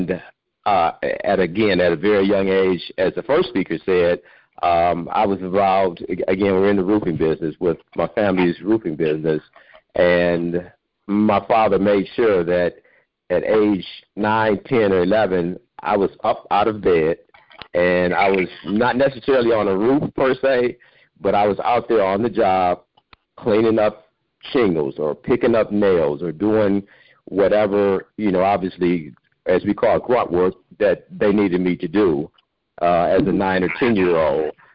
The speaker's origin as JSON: {"language": "English", "town": "Pontiac", "region": "Michigan", "country": "United States", "tie": "born or raised there", "said": "I grew up in Pontiac, and so I also uh, attended Pontiac schools"}